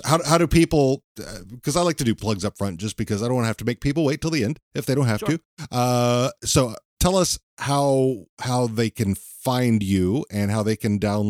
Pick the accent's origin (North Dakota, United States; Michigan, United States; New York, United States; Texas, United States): Texas, United States; I'm from Texas, so that was like their home place.